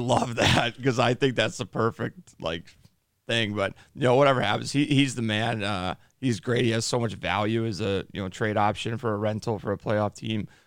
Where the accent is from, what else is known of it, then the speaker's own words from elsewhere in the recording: Chicago, Illinois, United States; I'm from Chicago.